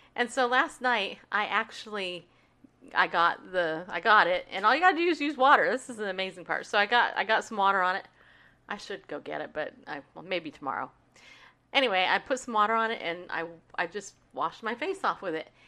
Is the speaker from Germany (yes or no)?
no; New York, United States; also born or lived in California; now in Tennessee, United States; I was born in New York